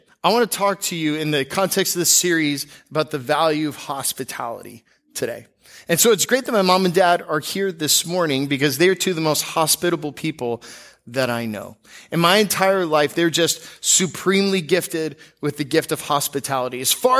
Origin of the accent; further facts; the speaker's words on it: Seattle, Washington, United States; born there; now in Florida, United States; When you move to Florida, I was born in Seattle.